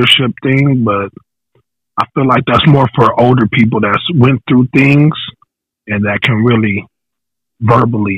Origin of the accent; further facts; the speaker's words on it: Riverside, California, United States; I'm from Eastside Riverside, California